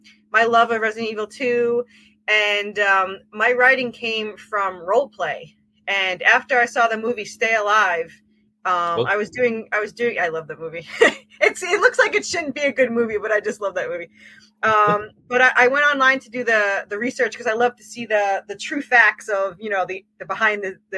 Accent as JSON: {"language": "English", "area": "Long Island", "region": "New York", "country": "United States", "said": "I'm originally from New York, Long Island."}